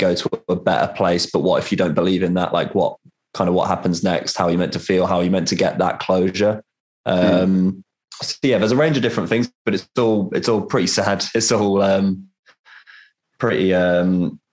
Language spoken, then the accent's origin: English; Rugby, West Midlands, United Kingdom; growing up in that environment, say, there's just fuck all